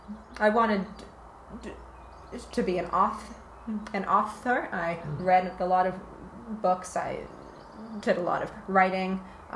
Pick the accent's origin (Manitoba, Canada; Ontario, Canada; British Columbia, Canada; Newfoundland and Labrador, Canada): Manitoba, Canada; Winnipeg; It's a city called Winnipeg.